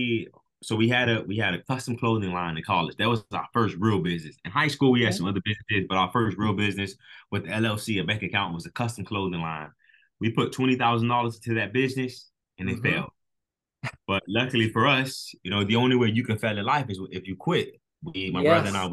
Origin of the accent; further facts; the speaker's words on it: Miami, Florida, United States; We were born and raised in Miami, Florida. We still live down here.